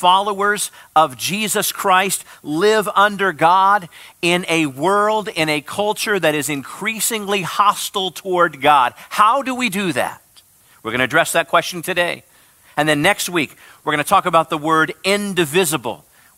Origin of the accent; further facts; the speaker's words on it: Midwest, United States; where I come from the Midwest